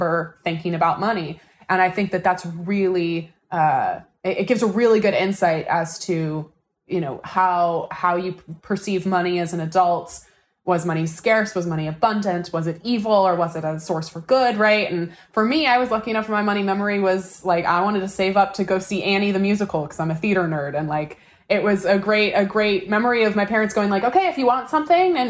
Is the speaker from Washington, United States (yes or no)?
yes; Seattle, Washington, United States; where are you from? And we go Seattle